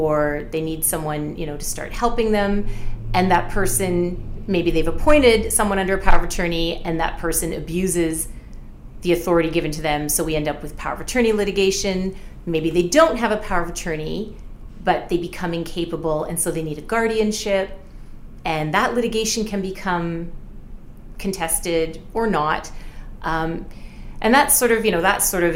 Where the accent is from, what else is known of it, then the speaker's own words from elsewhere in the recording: Windsor, Ontario, Canada; also born or lived in Ottawa; I was born in Ottawa, actually, but my family left there when I was six and I grew up in Windsor